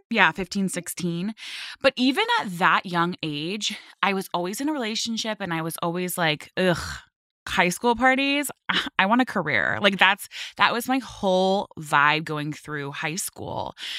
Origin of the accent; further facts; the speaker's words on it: Westlake Village, California, United States; moved away as an adult; also born or lived in Manhattan, New York; now in New Jersey, United States; I grew up in Westlake Village area